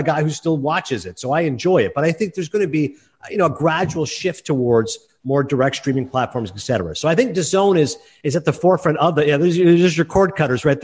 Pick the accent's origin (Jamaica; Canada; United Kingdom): Canada; as a Canadian